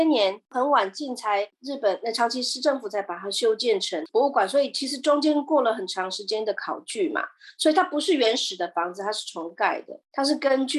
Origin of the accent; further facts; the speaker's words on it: Netherlands; Chinese is a second language; 可是我为我来讲印象很深刻，是因为它是跟我们荷兰人有关。